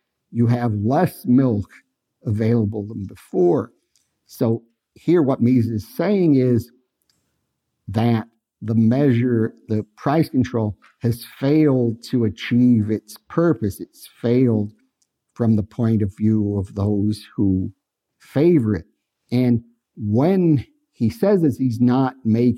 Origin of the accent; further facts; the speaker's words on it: Los Angeles, California, United States; I'm from Los Angeles